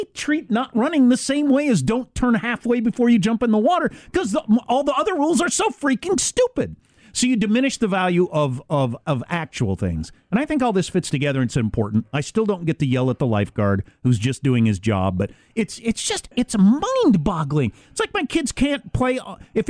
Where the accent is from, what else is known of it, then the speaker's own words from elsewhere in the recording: Midwest, United States; I'm from the Midwest